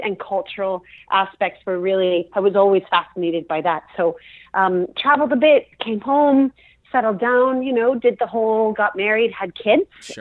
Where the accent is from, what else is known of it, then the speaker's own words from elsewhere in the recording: Toronto, Ontario, Canada; I was born and raised in Toronto, Ontario, Canada.